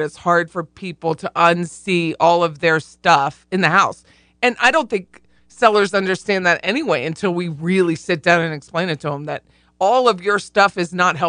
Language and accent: English; Pennsylvania, United States; I'm from Pennsylvania. I mean, that's our jam